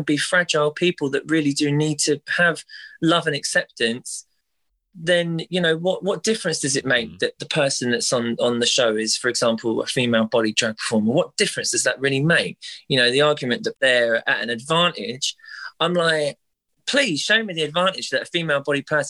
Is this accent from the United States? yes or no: no; London, United Kingdom; someone like me growing up in North London